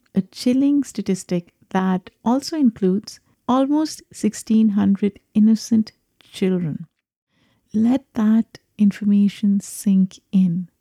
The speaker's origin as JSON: {"language": "English", "country": "Pakistan", "moved": "yes", "lives_now": "United States", "said": "I am a Pakistani immigrant"}